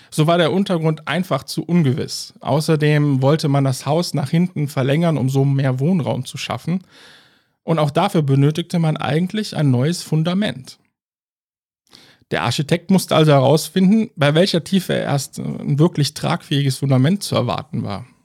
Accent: Cologne, North Rhine-Westphalia, Germany

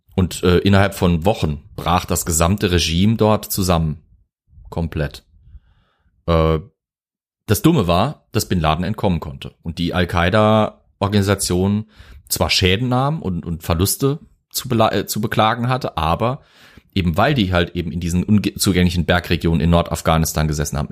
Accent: Zweibrücken, Rhineland-Palatinate, Germany; ich bin ja aus Zweibrücken, war ein US-Flughafen äh, eine ganze Weile lang, bis dann eben Rammstein das Ganze mitgeschluckt hat und der wichtigste Stützpunkt war. Bei uns in der Heimat

